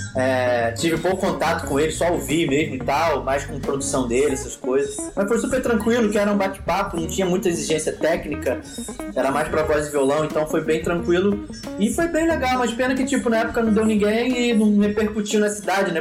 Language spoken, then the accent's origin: Portuguese; Rio de Janeiro, Brazil; now in Itaboraí, Brazil; eu nasci no Rio